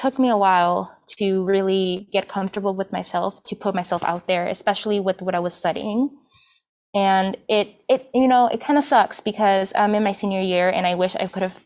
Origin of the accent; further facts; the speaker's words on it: Chicago, Illinois, United States; also born or lived in Peru; So I've been in Chicago since I was 3. I came from Peru. And I mean, in high school, I took myself out to take the trains and stuff. So I'm a Chicago native